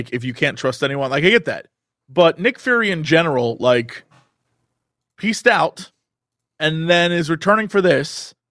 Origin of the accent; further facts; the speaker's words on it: France; I come from France.